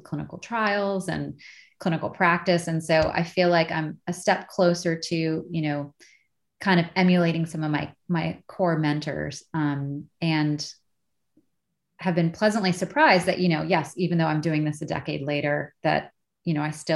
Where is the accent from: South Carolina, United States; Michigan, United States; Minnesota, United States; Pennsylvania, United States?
Minnesota, United States; moved away; I lived at home for a year because I'm from Minnesota.